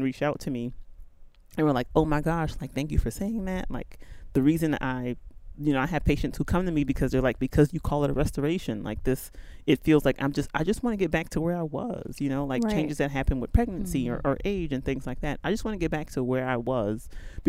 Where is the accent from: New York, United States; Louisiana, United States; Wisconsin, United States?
Louisiana, United States; New Orleans; moved away as an adult; also born or lived in Nashville, Tennessee / Lexington, Kentucky; So born and raised in New Orleans. My parents are from Nigeria, hence the name